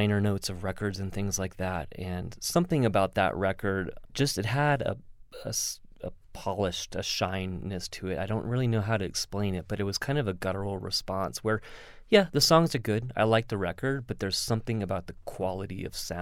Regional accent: Texas, United States; moved away; I'm originally from Texas

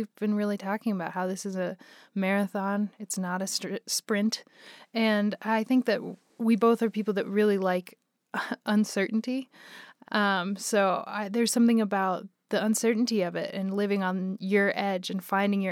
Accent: Boulder, Colorado, United States; moved away as an adult; also born or lived in Denver, Colorado; now in Los Angeles, United States; growing up in Boulder, Colorado

